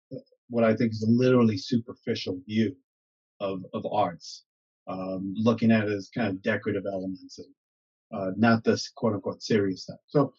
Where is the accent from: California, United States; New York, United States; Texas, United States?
New York, United States; New York City; moved away as an adult; also born or lived in Chicago, United States / Bradenton, Florida, United States / Jersey City, New Jersey, United States / Hoboken, New Jersey, United States; now in Maplewood, United States; I grew up in Staten Island, so hence my accent